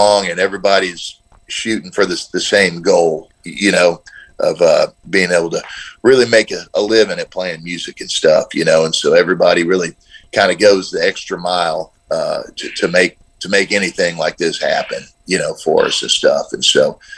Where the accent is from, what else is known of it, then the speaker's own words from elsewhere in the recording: Nashville, Tennessee, United States; I grew up here in Nashville